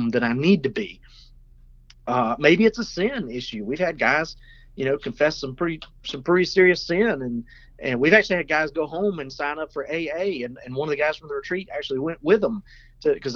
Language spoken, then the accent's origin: English; South Carolina, United States; here I am from South Carolina